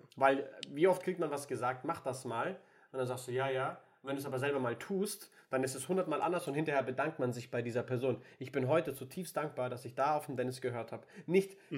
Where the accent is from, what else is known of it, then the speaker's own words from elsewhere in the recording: Würzburg, Bavaria, Germany; moved away as an adult; also born or lived in Nuremberg; eine Zukunft in Würzburg aufbauen, da wo ich auch, äh, wo ich herkomme ursprünglich